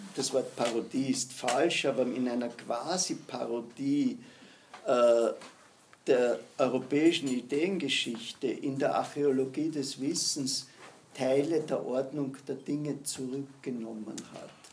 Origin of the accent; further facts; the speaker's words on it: Austria; Sind wir Österreicher